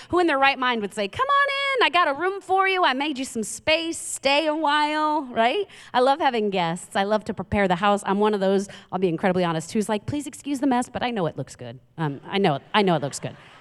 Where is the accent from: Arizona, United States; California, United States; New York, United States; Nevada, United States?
New York, United States; New York City; I'm from Queens, New York